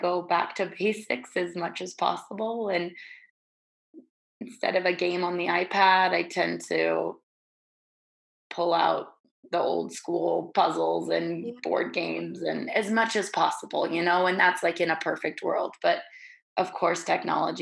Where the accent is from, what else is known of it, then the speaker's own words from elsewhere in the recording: Salt Lake City, Utah, United States; growing up in Salt Lake City, there's a lot of big like Mormon families